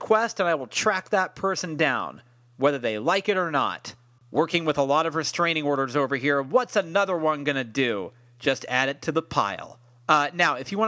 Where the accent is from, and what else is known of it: San Francisco, California, United States; born or raised there